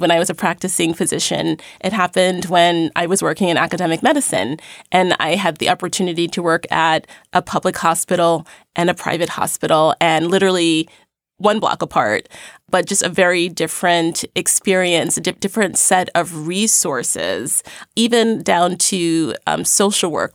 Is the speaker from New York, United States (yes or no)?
yes; New York City, New York, United States; I grew up in Crown Heights, Brooklyn